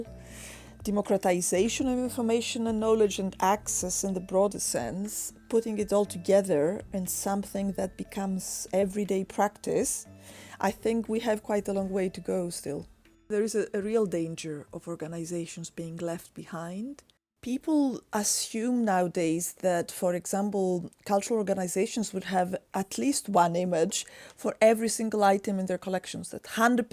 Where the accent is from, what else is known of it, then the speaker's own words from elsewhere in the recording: Greece; moved away; I come originally from Greece